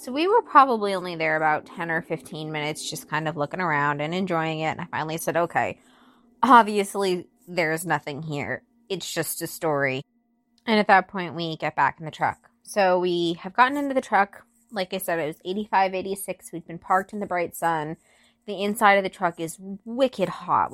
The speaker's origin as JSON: {"language": "English", "area": "near Stowe", "region": "Vermont", "country": "United States", "tie": "born or raised there", "said": "my hometown is near Stowe, Vermont"}